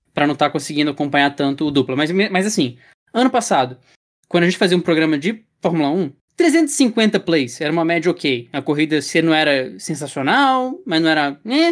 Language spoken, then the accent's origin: Portuguese; Brazil; a gente, como brasileiro, tem.